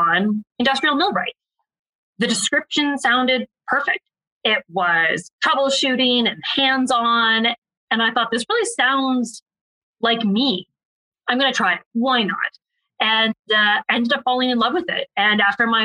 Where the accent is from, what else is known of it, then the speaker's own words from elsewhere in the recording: Ontario, Canada; I'm actually from Ontario